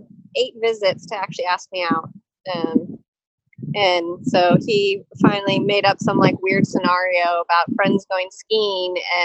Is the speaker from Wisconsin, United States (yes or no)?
no; Hood River, Oregon, United States; moved away as an adult; now in Spokane, United States; So I grew up in Hood River, Oregon, which is about 60 miles east of Portland, Oregon, right on the Columbia River.